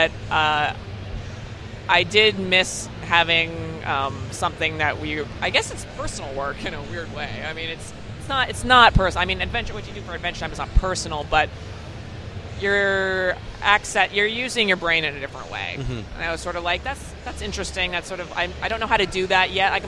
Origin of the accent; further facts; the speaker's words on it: Calgary, Alberta, Canada; moved away as an adult; also born or lived in Ontario; I grew up in Calgary